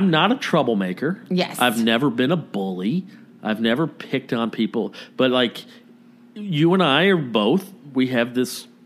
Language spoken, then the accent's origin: English; Los Angeles, California, United States; Which is insane because we're from